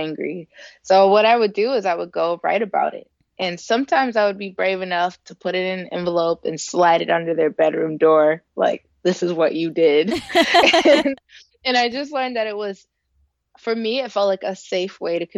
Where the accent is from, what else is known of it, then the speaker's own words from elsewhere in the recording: Elyria, Ohio, United States; I grew up in Ohio. I'm from Elyria, Ohio, which is a little city about 20 minutes west of Cleveland in good traffic